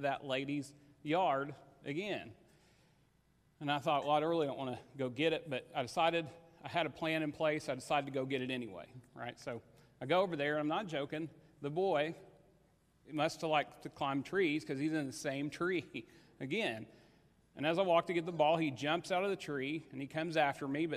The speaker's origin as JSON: {"language": "English", "town": "Paoli", "region": "Indiana", "country": "United States", "tie": "born or raised there", "said": "I grew up in Paoli, Indiana"}